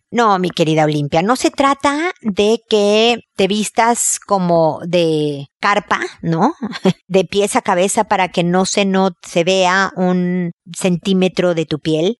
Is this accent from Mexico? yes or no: yes; Mexico; soy mexicana